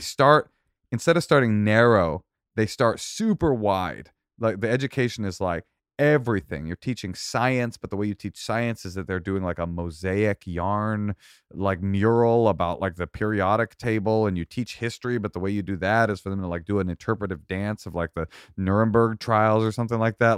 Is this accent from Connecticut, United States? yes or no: no; Oakland, California, United States; I grew up in Oakland